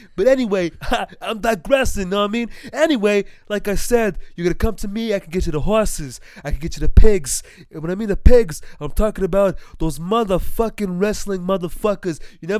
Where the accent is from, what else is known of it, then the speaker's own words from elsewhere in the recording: the South, United States; It's me. I'm from the South. I can't do a South one right now.